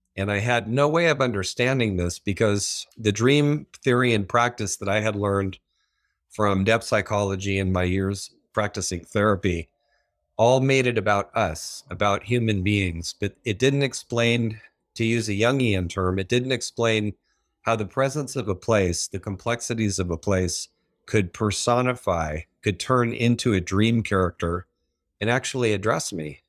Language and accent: English; San Diego, California, United States; I'm originally from Southern California. I was born in San Diego